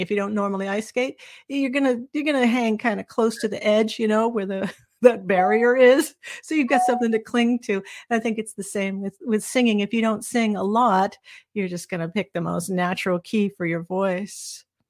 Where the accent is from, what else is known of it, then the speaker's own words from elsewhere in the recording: Anaheim, California, United States; moved away as an adult; also born or lived in Minneapolis; I grew up in Anaheim and actually literally right next door to Disneyland